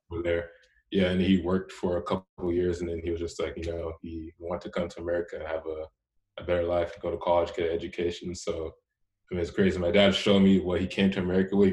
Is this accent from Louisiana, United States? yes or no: no; Houston, Texas, United States; also born or lived in Richmond, Texas; I grew up in Houston, and so up until tenth grade, I went, I went to school there